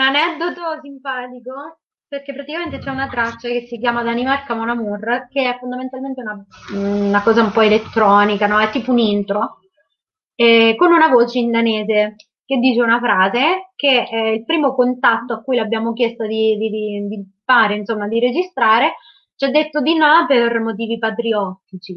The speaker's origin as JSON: {"language": "Italian", "town": "Porto Sant'Elpidio", "region": "Marche", "country": "Italy", "said": "Io sono di Porto Sant'Elpidio, che è una piccola città nel Fermano, quindi nelle Marche, sulla costa."}